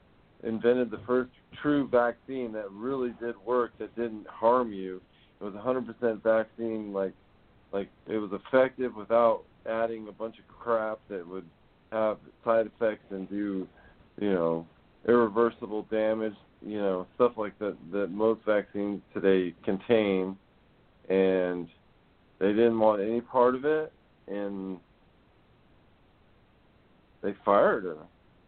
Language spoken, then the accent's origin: English; Netherlands; I'm from Holland. It's not weird.